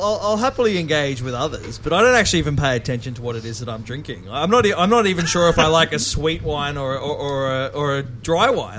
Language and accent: English; Sydney, New South Wales, Australia; when people would call me a Westie, I could say, well, at least I wasn't as far west as Penrith